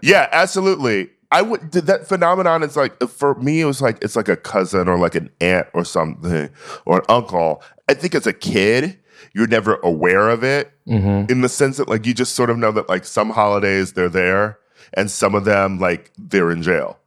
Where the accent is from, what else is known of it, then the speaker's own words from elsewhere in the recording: Milwaukee, Wisconsin, United States; I was born in Milwaukee in the Midwest